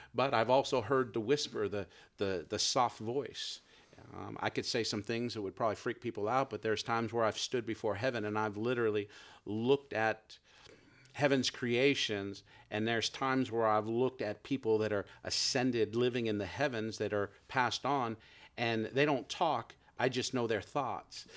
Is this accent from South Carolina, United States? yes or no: no; San Jose, California, United States; now in Merced, United States; I grew up in San Jose, California